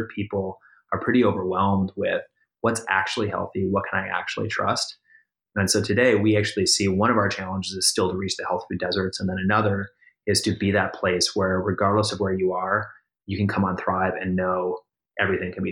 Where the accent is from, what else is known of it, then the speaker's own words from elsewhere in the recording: Minnesota, United States; moved away; I grew up in the Midwest myself. I grew up in Minnesota.